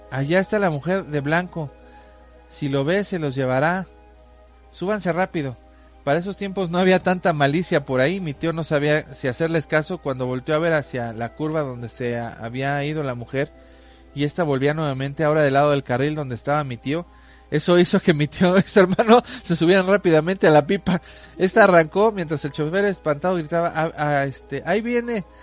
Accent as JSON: {"language": "Spanish", "town": "Acapulco", "region": "Guerrero", "country": "Mexico", "said": "Yo soy del estado de Guerrero y aquí hasta la fecha de hoy hay lugares muy alejados de la civilización. Aunque soy de la ciudad de Acapulco"}